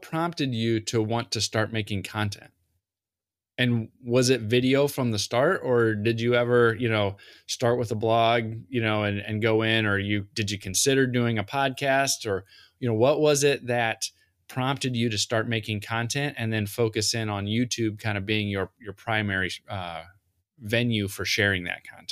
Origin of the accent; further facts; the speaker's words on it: Central Illinois, United States; growing up in Central Illinois